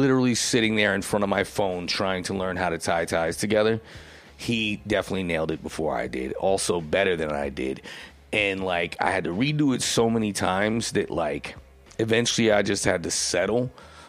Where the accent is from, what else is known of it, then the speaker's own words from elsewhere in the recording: Essex County, New Jersey, United States; moved away; I'm from Essex County